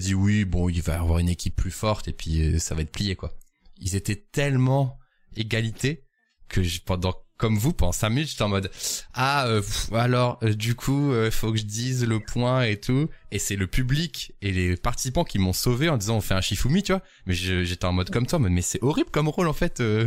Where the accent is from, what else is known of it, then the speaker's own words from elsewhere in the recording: Lille, Hauts-de-France, France; je suis lillois